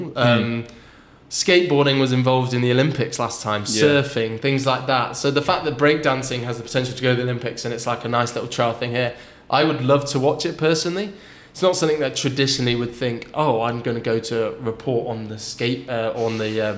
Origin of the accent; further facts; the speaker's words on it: United Kingdom; as an Englishman, or Welshman, but Brit